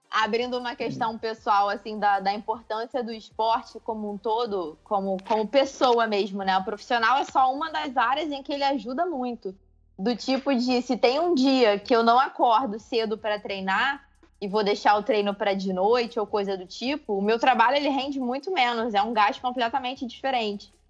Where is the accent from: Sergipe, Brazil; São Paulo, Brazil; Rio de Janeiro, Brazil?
Rio de Janeiro, Brazil; Macaé; eu sou de Macaé, não sou do Rio